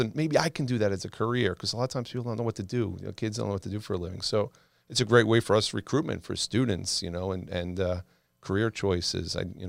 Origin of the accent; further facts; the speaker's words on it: Long Island, New York, United States; I grew up on the water. I grew up on Long Island, go on the beach, going crabbing, fishing.